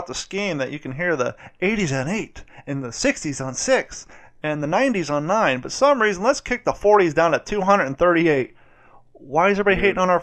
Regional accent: Columbus, Ohio, United States; I grew up in Columbus

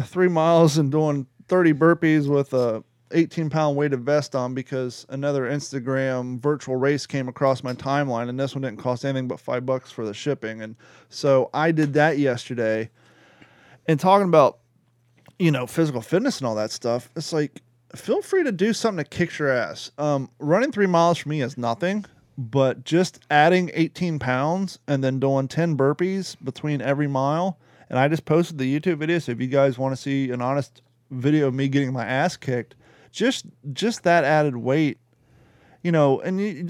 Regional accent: Kentucky, United States; Gordon and I grew up in Kentucky

